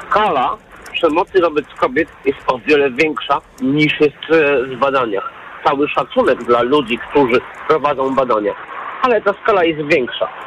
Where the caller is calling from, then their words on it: Warsaw, Masovian Voivodeship, Poland; jestem z Warszawy